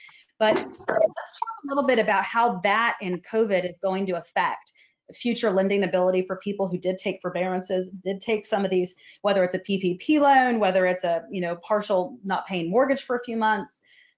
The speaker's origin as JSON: {"language": "English", "country": "United States", "said": "we're American."}